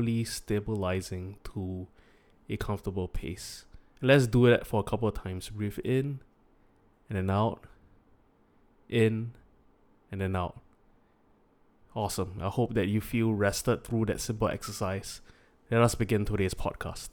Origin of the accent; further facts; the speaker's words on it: Singapore; we are born in first world Singapore